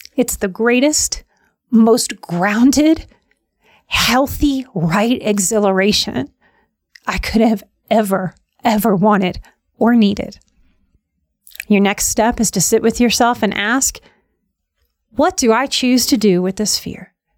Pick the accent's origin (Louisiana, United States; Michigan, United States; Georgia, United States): Louisiana, United States; New Orleans; moved away; From my youth growing up in New Orleans, it's a very weird place